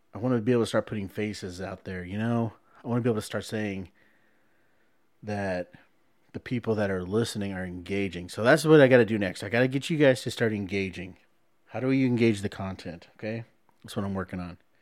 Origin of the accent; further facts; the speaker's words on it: San Antonio, Texas, United States; I was born in San Antonio.